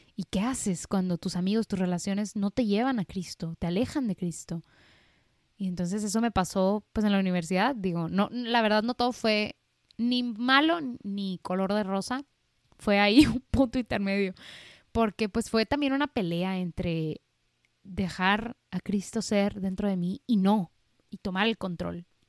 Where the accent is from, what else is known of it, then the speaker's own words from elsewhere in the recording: Monterrey, Nuevo León, Mexico; nací aquí en, en Monterrey, Nuevo León, México, del seno de una familia católica